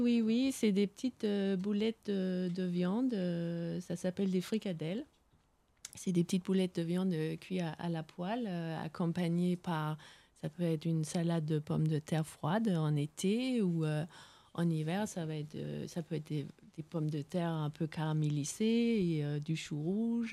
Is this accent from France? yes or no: no; west coast on the North Sea, West Jutland, Denmark; là d'où je viens, c'est vraiment c'est la côte ouest balayée par les vents de la mer du Nord